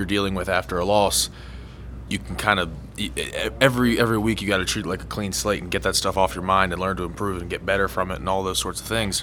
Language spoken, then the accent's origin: English; Virginia, United States; moved away as an adult; now in Huntington, United States; I'm from Virginia, and I'm not too far from here